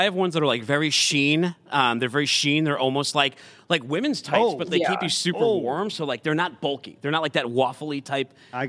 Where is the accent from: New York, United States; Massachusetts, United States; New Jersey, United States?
Massachusetts, United States; Boston; now in Chattanooga, United States; I'm from Boston.